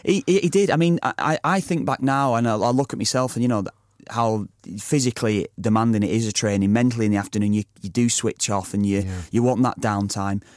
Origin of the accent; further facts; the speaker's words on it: Preston, North West England, United Kingdom; my hometown club, Preston